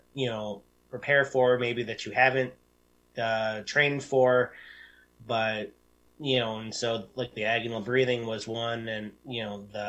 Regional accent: Detroit, Michigan, United States; moved away; I'm originally from the Detroit area.

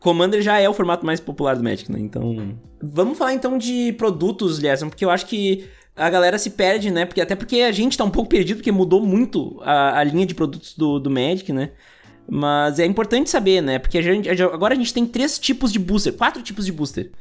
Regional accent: Rio Grande do Sul, Brazil; Eu sou do Rio Grande do Sul

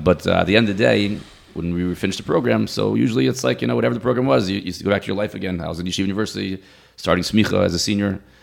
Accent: Silver Spring, Maryland, United States; also born or lived in Boca Raton, Florida; now in Ramat Beit Shemesh, Israel; I grew up in Silver Spring, Maryland

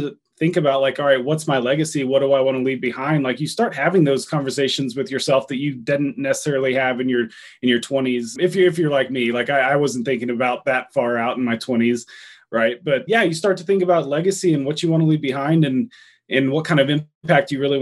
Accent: Texas, United States; also born or lived in Durango, Colorado; now in Denver, United States; I grew up fishing in Texas. I grew up in Texas

